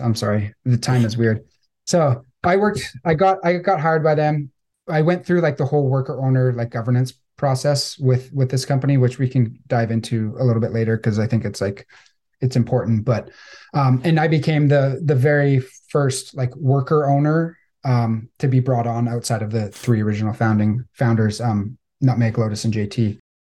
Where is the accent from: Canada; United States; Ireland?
Canada; Victoria, British Columbia; I grew up on Vancouver Island in Victoria, British Columbia